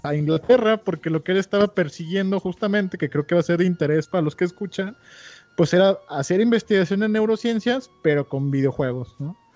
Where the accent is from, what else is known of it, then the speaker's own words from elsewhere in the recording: Guadalajara, Jalisco, Mexico; moved away as an adult; also born or lived in Mexico City / Querétaro; soy fan de Guadalajara, amo mi ciudad. También, también como la amo, he vivido toda mi vida ahí, este, salvo el último año